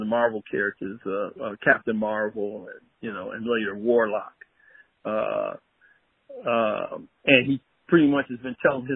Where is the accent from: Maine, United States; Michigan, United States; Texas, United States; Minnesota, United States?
Michigan, United States; Detroit; I grew up in Detroit, Michigan